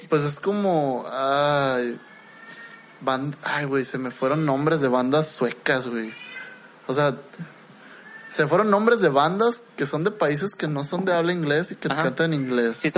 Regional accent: Mexico; nosotros como mexicanos necesitamos otra cosa de entretenimiento.

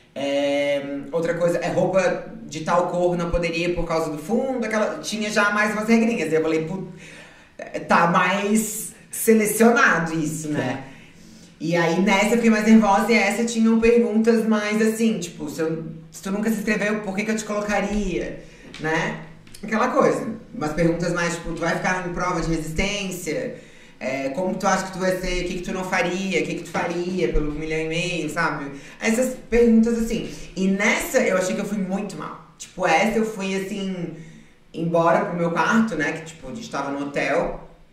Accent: Florianópolis, Santa Catarina, Brazil; also born or lived in Salvador / Porto Alegre; Eu sou nascida em Florianópolis, morei muitos anos lá. Morei em Salvador, morei em Porto Alegre, minha família é toda é gaúcha

